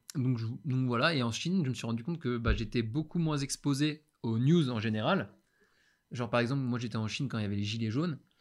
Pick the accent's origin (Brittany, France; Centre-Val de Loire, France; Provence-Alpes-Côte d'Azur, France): Brittany, France; Brest; moved away; also born or lived in China; je rentre chez moi, à Brest, chez ma mère